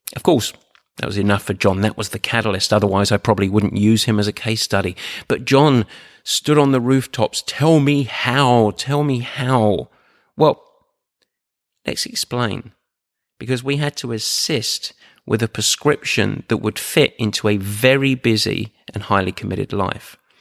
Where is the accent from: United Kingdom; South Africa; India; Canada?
United Kingdom; Essex, East of England; I'm from Essex, like, and I was born with no silver spoon in my mouth. I was born on the market.